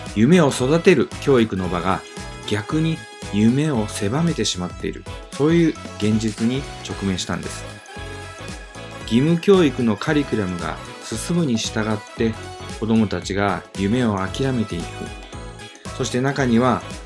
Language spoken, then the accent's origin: Japanese; Nagato, Yamaguchi, Japan; moved away as an adult; also born or lived in Fukuoka; 私は山口県長門市に生まれ育ちました。